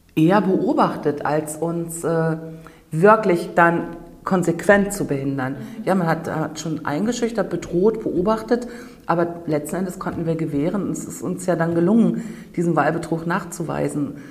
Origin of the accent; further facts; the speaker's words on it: Rügen, Mecklenburg-Vorpommern, Germany; Ich bin auf der Insel Rügen geboren, komme also aus dem sogenannten Tal der Ahnungslosen